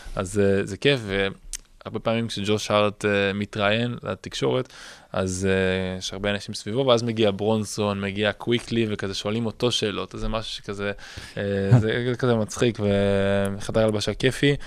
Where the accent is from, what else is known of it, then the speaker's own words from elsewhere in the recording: Israel; אני מישראל